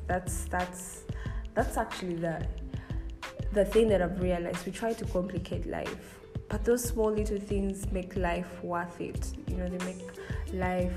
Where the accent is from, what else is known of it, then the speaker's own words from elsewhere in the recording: Kampala, Central Region, Uganda; I grew up in the Kampala city